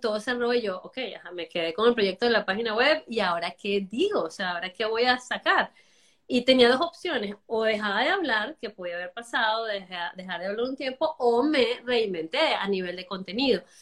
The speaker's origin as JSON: {"language": "Spanish", "country": "Venezuela", "moved": "as an adult", "lives_now": "Miami, United States", "said": "Soy venezolana. Ya tengo, voy para los ocho años aquí"}